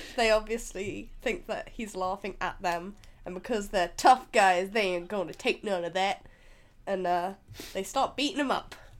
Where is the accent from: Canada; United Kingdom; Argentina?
United Kingdom; we're British